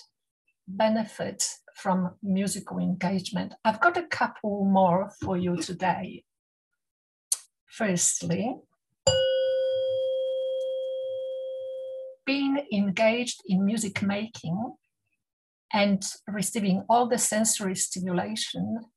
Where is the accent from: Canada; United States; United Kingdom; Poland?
Poland; Warsaw, Masovian Voivodeship; first language Polish; English is a second language; moved away as an adult; I was born in Warsaw, the capital city of Poland. I went through primary, secondary, school of music, and then entered the University of Music in Warsaw